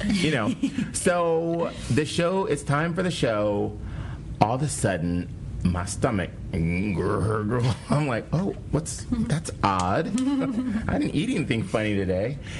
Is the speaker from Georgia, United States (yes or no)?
no; Cleveland, Ohio, United States; now in Washington, D.C., United States; I'm from Cleveland